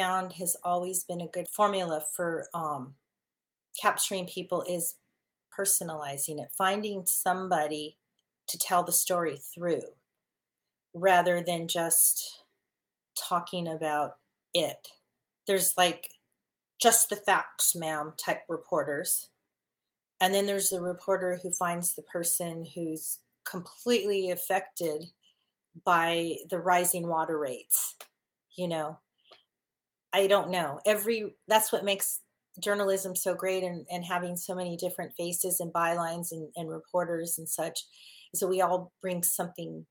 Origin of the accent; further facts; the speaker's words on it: California, United States; also born or lived in Dallas; my home state of California